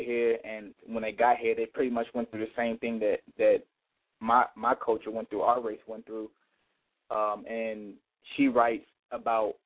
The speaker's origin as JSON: {"language": "English", "town": "Chicago", "region": "Illinois", "country": "United States", "tie": "born or raised there", "lives_now": "Markham, United States", "said": "I came from, I grew up in Chicago, uptown"}